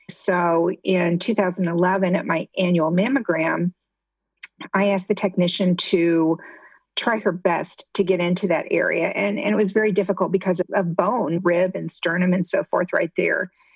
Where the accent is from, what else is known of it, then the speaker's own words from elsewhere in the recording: Midwest, United States; moved away as an adult; also born or lived in Ohio; now in Southwest Florida, United States; I grew up in the Midwest, and my husband and I actually went to the same high school